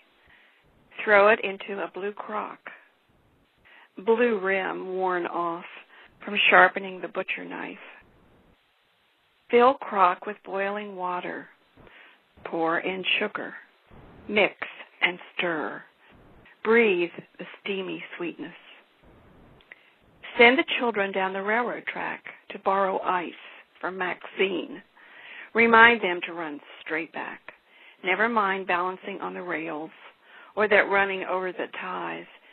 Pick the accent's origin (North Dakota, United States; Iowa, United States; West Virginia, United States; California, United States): West Virginia, United States; Oak Hill; moved away as an adult; also born or lived in Jane Lew, West Virginia; now in Arlington, United States; I was born in Jane Lou, West Virginia, and grew up in Oak Hill, and have lived most of my adult life in Arlington, Virginia